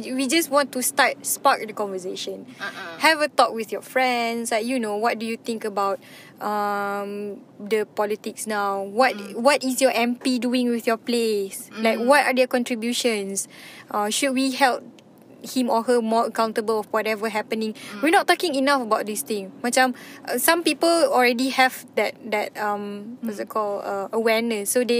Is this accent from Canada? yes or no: no; Perak, Malaysia; now in Kuala Lumpur, Malaysia; I'm originally from Perak, right? I shouldn't be, I mean, last time I still voted back in my local kampung. But, because that last time I was there lah. But now I'm living in KL